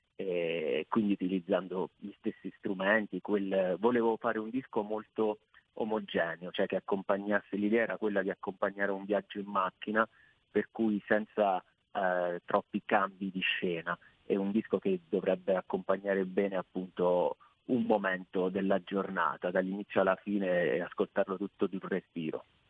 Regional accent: Abruzzo, Italy; dalle mie parti, che io sono in Abruzzo

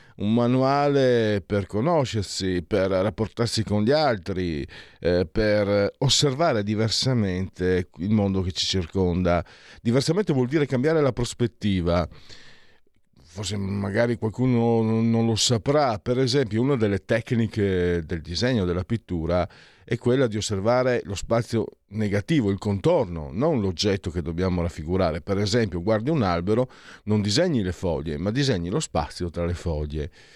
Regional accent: Italy; Da dove vengo io, tra Friuli e Veneto

